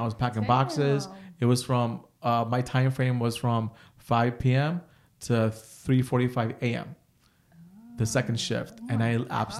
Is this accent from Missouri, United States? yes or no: no; Passaic, New Jersey, United States; also born or lived in Piscataway; I was born and raised in Passaic.